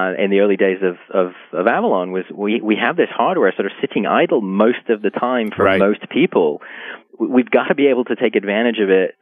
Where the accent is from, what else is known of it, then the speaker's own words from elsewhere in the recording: England, United Kingdom; growing up in England and learning to program in the 80s